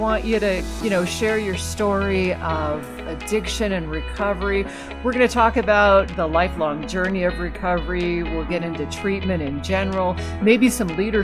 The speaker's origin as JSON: {"language": "English", "region": "Alaska", "country": "United States", "tie": "born or raised there", "moved": "yes", "said": "I grew up in Alaska"}